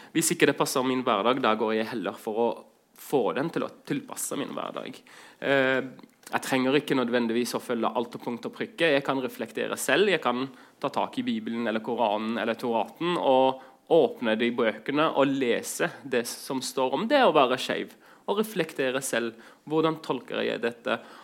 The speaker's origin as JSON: {"language": "Norwegian", "country": "Greece", "tie": "born or raised there", "also_born_or_lived": "Southern Norway / Iraq", "moved": "yes", "lives_now": "Norway", "said": "vokst opp i Hellas"}